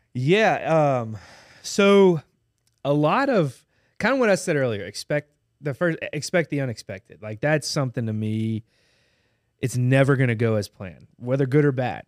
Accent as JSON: {"language": "English", "town": "Baton Rouge", "region": "Louisiana", "country": "United States", "tie": "born or raised there", "said": "I love Baton Rouge growing, growing up here"}